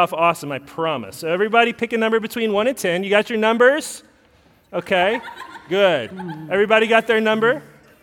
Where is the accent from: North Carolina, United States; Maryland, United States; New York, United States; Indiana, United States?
Indiana, United States; Newburgh; I'm from Newburgh